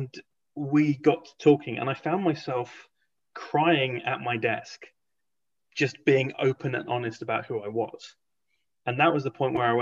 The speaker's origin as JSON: {"language": "English", "country": "Hong Kong", "tie": "born or raised there", "also_born_or_lived": "England", "moved": "yes", "said": "I grew up in Hong Kong, then went to a boarding school"}